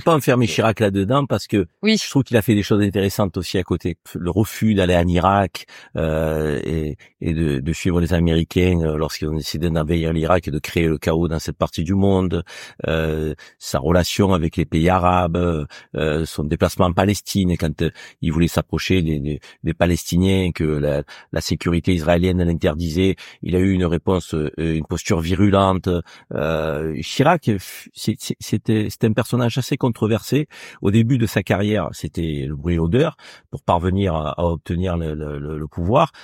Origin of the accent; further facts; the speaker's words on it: Avignon, Provence-Alpes-Côte d'Azur, France; accent: southern; moved away as an adult; also born or lived in Marseille; now in Paris, France; je suis issu du Sud. Donc, euh, moi, je suis né à Avignon.